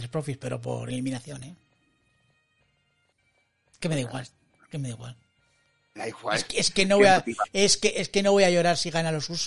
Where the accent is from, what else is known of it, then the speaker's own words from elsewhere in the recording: Logroño, La Rioja, Spain; Yo soy samoano de Logroño